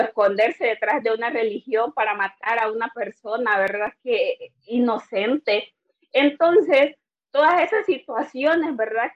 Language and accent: Spanish; Honduras; first language Garifuna; Spanish is a second language